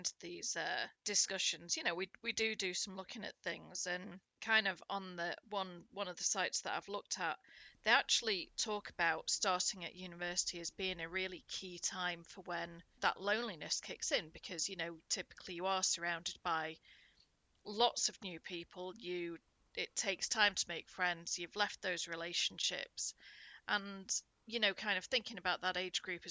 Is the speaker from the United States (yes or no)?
no; United Kingdom; being British